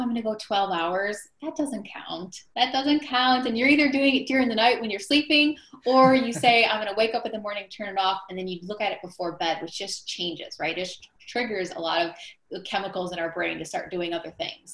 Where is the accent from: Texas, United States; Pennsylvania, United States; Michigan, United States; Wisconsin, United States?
Wisconsin, United States; Milwaukee; I grew up in the Midwest